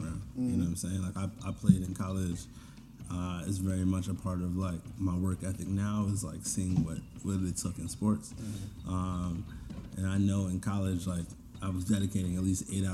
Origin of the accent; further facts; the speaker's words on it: Maryland, United States; I'm from Maryland. Yep, all over. I went to 2 middle schools, 3 high schools. I'm from Maryland, all over.